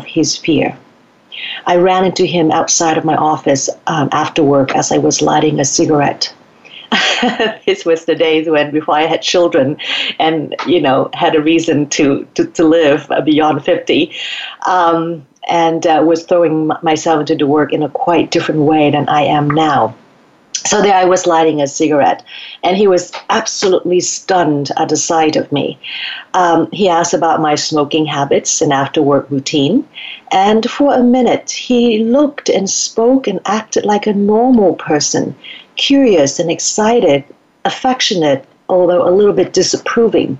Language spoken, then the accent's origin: English; Vietnam; born or raised there; moved away